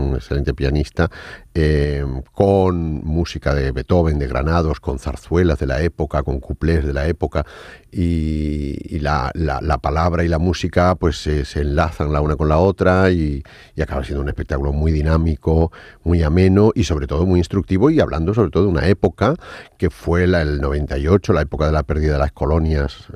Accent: Casablanca, Casablanca-Settat, Morocco; moved away as an adult; also born or lived in Seville, Spain; Yo cuando llegué de, Marruecos, de Casablanca, a la primera ciudad a la que fui, fui a Sevilla a estudiar Bellas Artes

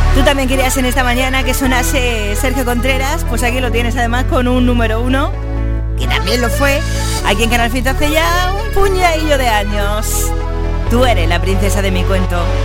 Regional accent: Granada, Andalusia, Spain; yo también soy de, de Granada. De Granada

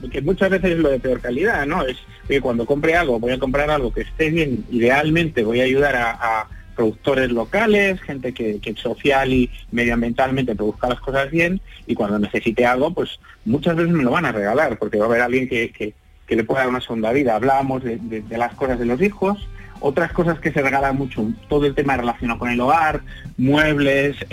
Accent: Madrid, Community of Madrid, Spain; nosotros hemos arrancado en Madrid porque porque somos de Madrid

